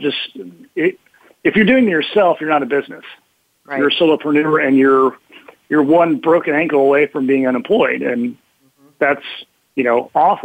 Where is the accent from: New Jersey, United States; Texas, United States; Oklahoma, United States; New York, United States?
Oklahoma, United States; we're Americans, we're Midwest. I grew up in Oklahoma